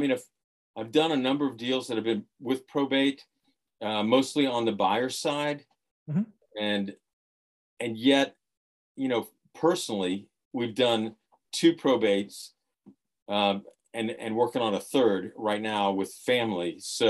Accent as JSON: {"language": "English", "region": "Florida", "country": "United States", "tie": "born or raised there", "said": "So mainly grew up in Florida."}